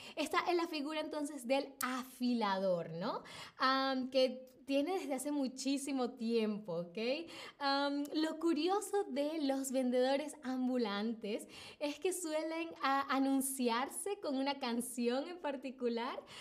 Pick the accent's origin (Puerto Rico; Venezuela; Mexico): Venezuela; en a Venezuela, de donde vengo yo